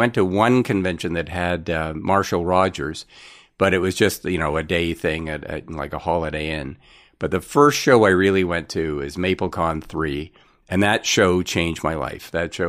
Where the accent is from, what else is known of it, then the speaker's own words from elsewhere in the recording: Ottawa, Ontario, Canada; Well, I was a military brat, so I moved around, and my family ended up in Ottawa when I was about six.